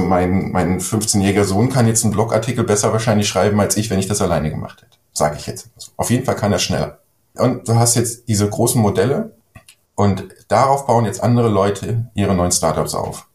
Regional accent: Germany; ich bin ja ein Deutscher

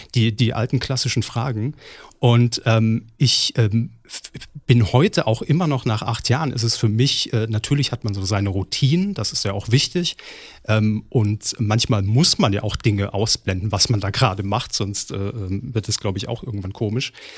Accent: Saarland, Germany; moved away; Saarland, in meiner Heimat

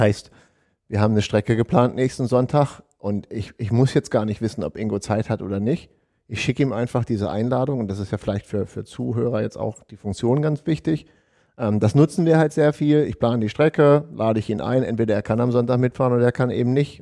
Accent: Deister, Lower Saxony, Germany; meine Heimat, den Deister

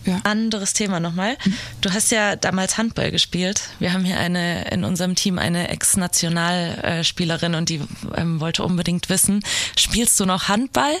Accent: Giessen, Hesse, Germany; Ich komme ja auch aus der Gegend, halt aus Gießen

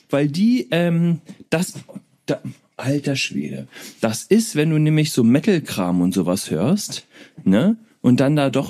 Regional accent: Berlin, Germany; Ich komme aus Berlin. Berliner.

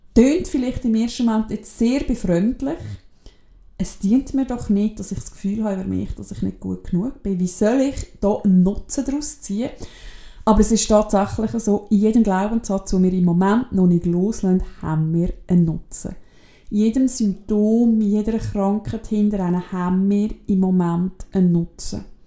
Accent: Switzerland; bei uns in der Schweiz

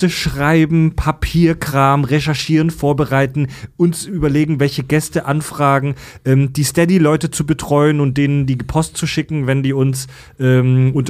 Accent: Netherlands; Immer, ich immer, bin Holländer.

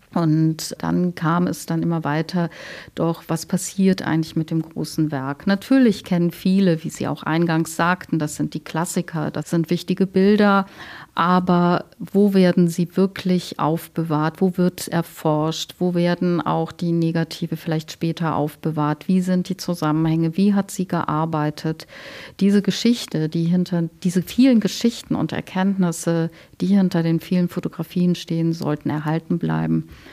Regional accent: Cologne, North Rhine-Westphalia, Germany; moved away as an adult; now in Leipzig, Germany; Ich komme aus Köln

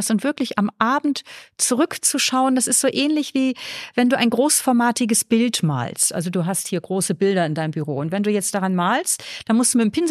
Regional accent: Northern Germany, Germany; now in Vienna, Austria; Man hört mein Mundwerk an, ich komme aus Deutschland, habe ich vorhin eh gesagt

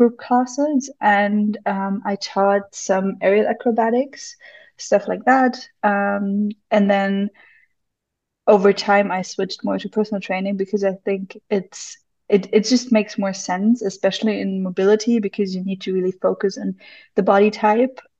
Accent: Munich, Bavaria, Germany; I'm from Munich, Germany

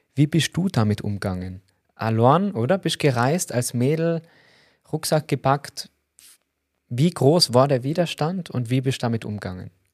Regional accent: Tyrol, Austria; als Tiroler

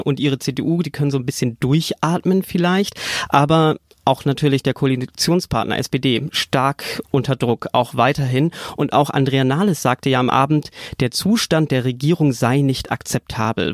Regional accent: Bremen, Germany; und ich als Bremer bin da keine Ausnahme

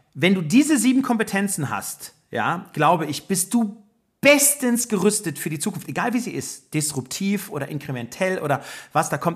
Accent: Germany; moved away as an adult; now in United States; als Deutscher

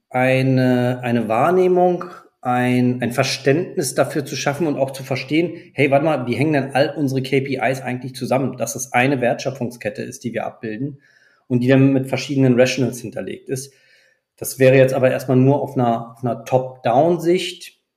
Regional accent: France; Ich ja. bin selber auch Franzose

